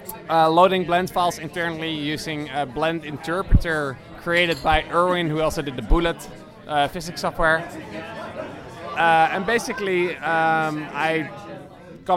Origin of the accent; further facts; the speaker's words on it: Netherlands; from Netherlands